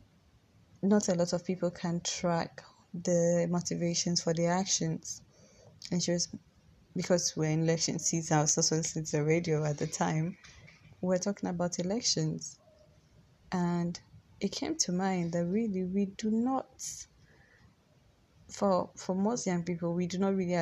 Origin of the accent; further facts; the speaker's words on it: Ghana; I live in Ghana, I'm Ghanaian